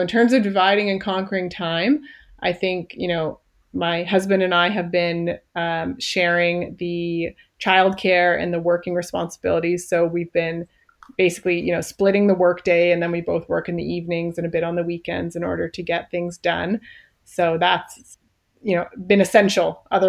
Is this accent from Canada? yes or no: yes; Canada; I guess that's one thing we haven't mentioned yet, is that I am a Canadian IBMer.